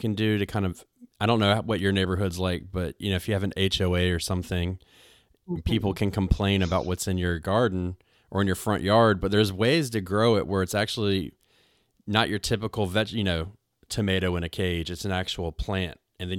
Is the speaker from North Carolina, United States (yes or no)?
yes; North Carolina, United States; I moved back home to where I'm from North Carolina, and it goes from winter directly into summer sometimes.